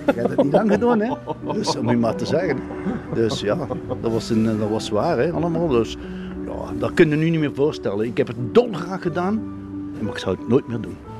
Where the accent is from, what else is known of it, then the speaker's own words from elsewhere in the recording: Ghent, Flanders, Belgium; ik ben geboren in Maria Mittlerijs